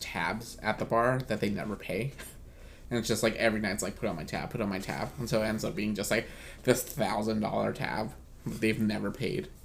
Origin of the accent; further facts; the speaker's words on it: United States; as an American